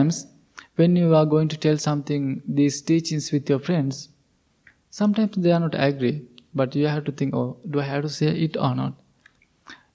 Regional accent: Sri Lanka; moved away as an adult; we, all the monks, we are originally from Sri Lanka

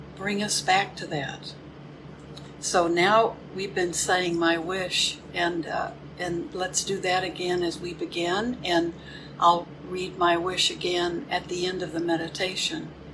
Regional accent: Houston, Texas, United States; now in Crystal Lake, United States; My hometown is Houston

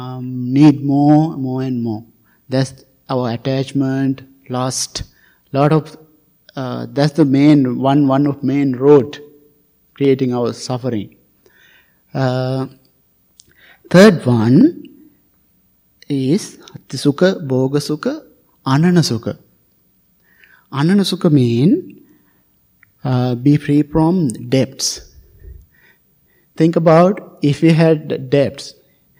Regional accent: Sri Lanka; moved away; I came from Sri Lanka

